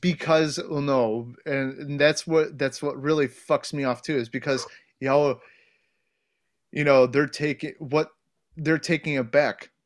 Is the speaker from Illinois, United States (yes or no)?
no; Ohio, United States; moved away; where I grew up in Ohio, I grew up around a lot of wood, like, my entire childhood, childhood was in the woods